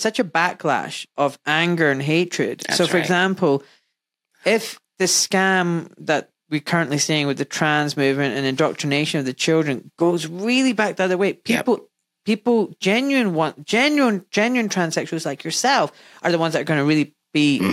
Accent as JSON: {"language": "English", "town": "Glasgow", "region": "Scotland", "country": "United Kingdom", "tie": "born or raised there", "said": "I grew up in Glasgow in a Pakistani community"}